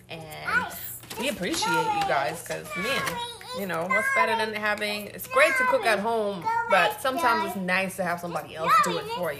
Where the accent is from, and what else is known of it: Germany; moved away